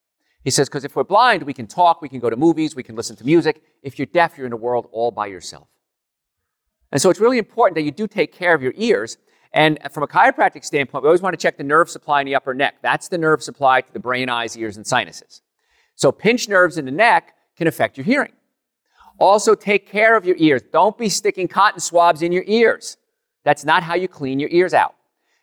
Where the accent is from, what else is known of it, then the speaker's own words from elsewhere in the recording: Jersey City, New Jersey, United States; born there; My father fell off a ladder before I was born in Jersey City, New Jersey.